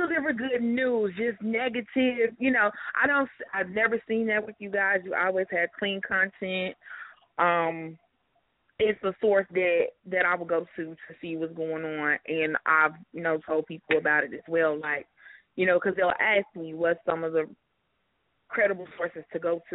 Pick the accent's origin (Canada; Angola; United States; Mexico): United States; Chicago, Illinois; I'm from Chicago